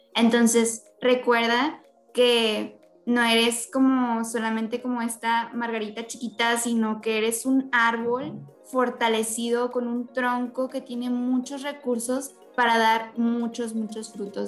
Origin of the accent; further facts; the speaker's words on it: Mexico; nosotros como mexicanos